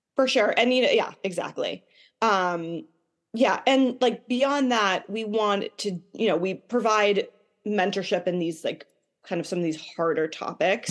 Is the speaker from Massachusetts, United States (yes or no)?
yes; Boston, Massachusetts, United States; I grew up in the Boston area.